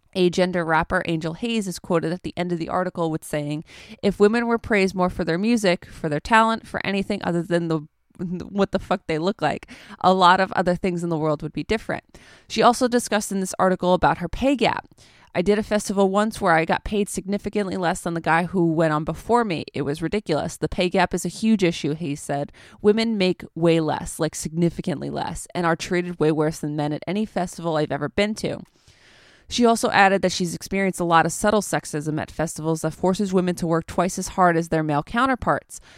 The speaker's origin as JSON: {"language": "English", "country": "United States", "said": "I'm uncultured American swine"}